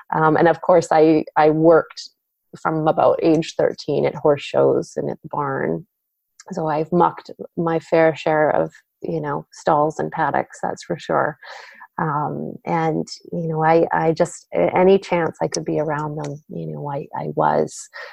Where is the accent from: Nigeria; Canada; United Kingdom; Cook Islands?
Canada; Vancouver, British Columbia; now in Cowichan Valley, Canada; I grew up actually in Vancouver, so on the Lower Mainland in uh, in BC, British Columbia